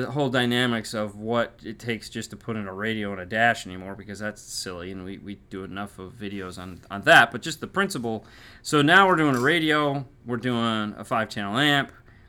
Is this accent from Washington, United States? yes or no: no; Michigan, United States; I'm from Michigan. I know what it's like.